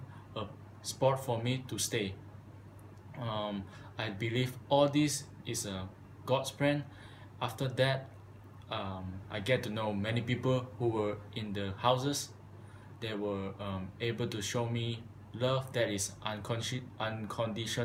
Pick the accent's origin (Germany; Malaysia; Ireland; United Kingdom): Malaysia; moved away as an adult; now in United States; I'm from Malaysia